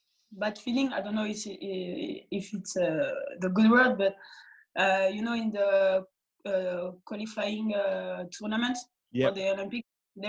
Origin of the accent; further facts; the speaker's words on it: Mali; So I come from Mali. My both parents are from Mali. So for me, it's like I don't forget my roots